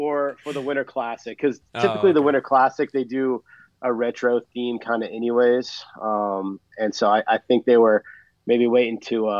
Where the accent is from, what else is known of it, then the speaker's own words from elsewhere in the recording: Seattle, Washington, United States; we're from Seattle